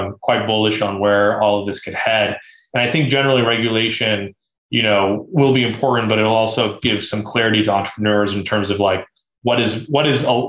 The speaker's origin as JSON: {"language": "English", "town": "Beaverton", "region": "Oregon", "country": "United States", "tie": "born or raised there", "said": "I grew up in Beaverton, Oregon, which is the headquarters of Nike"}